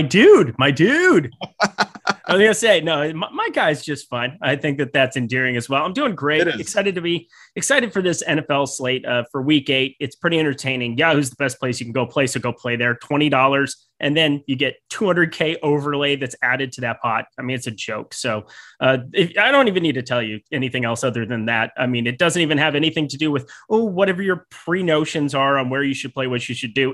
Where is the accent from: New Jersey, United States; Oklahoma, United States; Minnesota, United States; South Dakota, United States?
South Dakota, United States; now in Southern California, United States; growing up in South Dakota